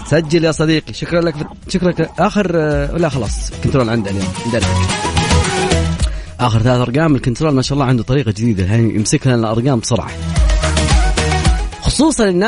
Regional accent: Cairo, Cairo Governorate, Egypt; now in Jeddah, Saudi Arabia; من فين من مصر انا من مصر من القاهره من القاهره

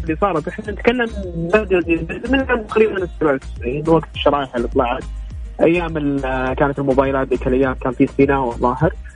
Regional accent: Saudi Arabia; عندنا في السعوديه

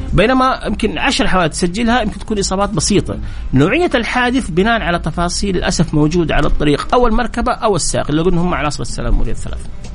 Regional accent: Jeddah, Makkah Province, Saudi Arabia; عندنا في جده هنا

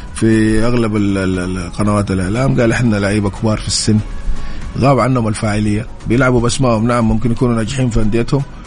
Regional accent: Saudi Arabia

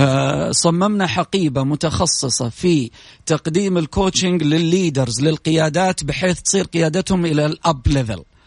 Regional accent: Saudi Arabia; في بلدنا

